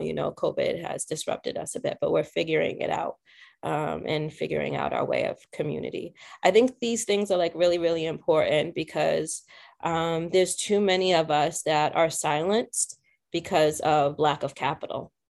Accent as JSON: {"language": "English", "area": "South Shore", "region": "Massachusetts", "country": "United States", "tie": "born or raised there", "said": "I grew up in the South Shore area, of Massachusetts"}